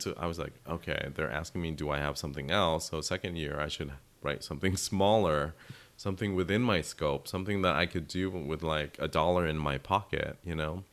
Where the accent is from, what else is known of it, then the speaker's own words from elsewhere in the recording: United States; my navigating being Vietnamese American